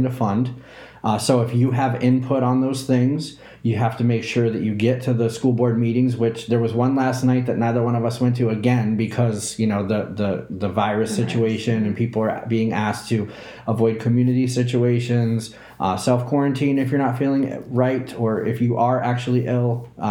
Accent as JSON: {"language": "English", "region": "New England", "country": "United States", "also_born_or_lived": "Southeast US", "said": "I'm from New England, and I was born in the Southeast"}